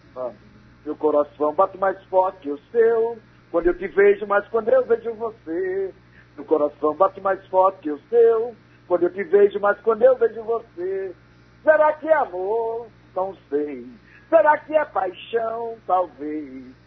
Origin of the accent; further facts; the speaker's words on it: Parnamirim, Pernambuco, Brazil; now in São Paulo, Brazil; eu sou de Parnamiri, Pernambuco